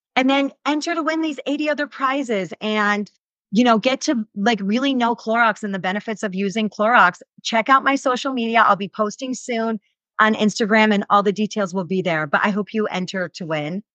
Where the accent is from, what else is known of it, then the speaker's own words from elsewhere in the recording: New York, United States; moved away as an adult; now in Utah, United States; I'm a transplant. Like, I grew up, born and raised in New York, moved here, we lived here for a little bit, moved back to New York, and then came back to Utah